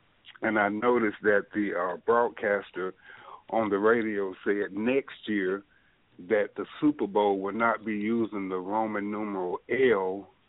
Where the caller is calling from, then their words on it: Birmingham, Alabama, United States; I'm calling from Birmingham, Alabama.